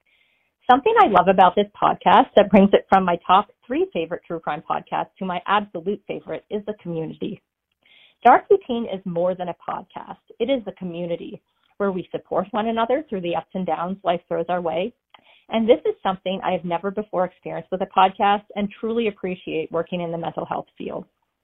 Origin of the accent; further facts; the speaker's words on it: Nova Scotia, Canada; now in United States; calling from Southern Maine, but originally from Nova Scotia. And yes … I am from Canada.